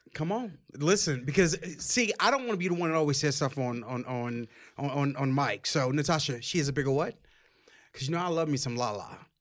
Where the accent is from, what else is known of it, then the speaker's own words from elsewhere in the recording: New Orleans, Louisiana, United States; we're from New Orleans